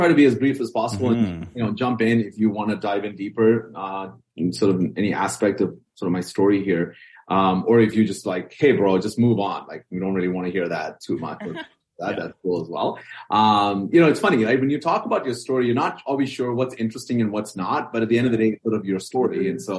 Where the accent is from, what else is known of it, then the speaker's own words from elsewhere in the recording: Bahrain; I was born and raised in the Middle Eastern country called the Kingdom of Bahrain. That's sort of the official title. My parents are from South India. They were expat workers in Bahrain.